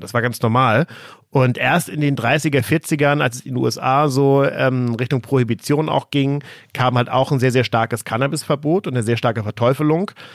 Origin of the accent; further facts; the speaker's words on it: Flensburg, Schleswig-Holstein, Germany; Flensburg, also noch nördlicher als Hamburg, oben ähm, in meiner Heimatstadt